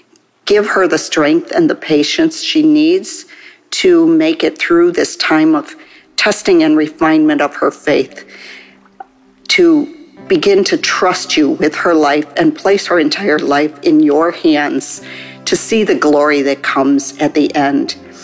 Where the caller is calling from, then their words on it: Chicago, Illinois, United States; I'm calling from the Chicago area.